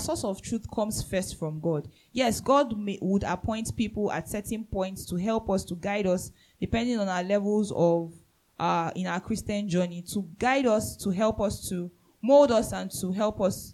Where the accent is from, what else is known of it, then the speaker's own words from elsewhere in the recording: Nigeria; I'm a citizen of heaven first before I'm a Nigerian.